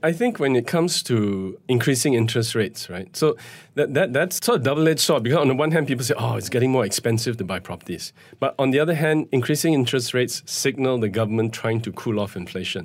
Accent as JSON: {"language": "English", "country": "Malaysia", "said": "as a Malaysian citizen"}